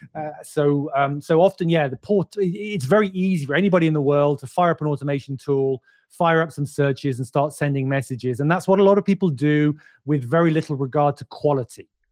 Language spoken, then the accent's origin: English; United Kingdom; I'm British